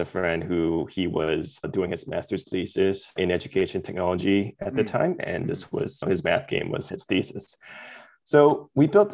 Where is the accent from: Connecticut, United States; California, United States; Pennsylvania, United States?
California, United States; Southern; also born or lived in Hong Kong; I was born in Hong Kong and I moved to California with my family and spent most of my childhood and upbringing in SoCal